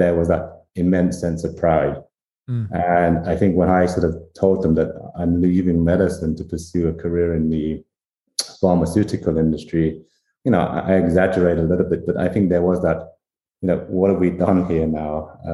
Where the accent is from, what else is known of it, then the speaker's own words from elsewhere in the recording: Vietnam; born there; I come from sort of Asian parents, right? My parents are sort of Chinese. I was born in Vietnam. And as you mentioned, I was a refugee in the Vietnam War.